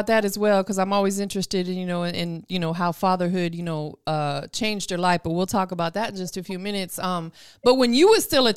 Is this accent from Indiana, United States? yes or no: no; Florida, United States; now in Atlanta, United States; even though I'm from Florida, I live in Atlanta now, I'm from Florida